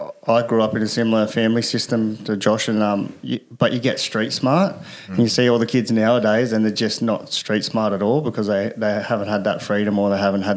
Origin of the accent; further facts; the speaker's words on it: Newcastle, New South Wales, Australia; I grew up with a lot, like, playing football and stuff in Newcastle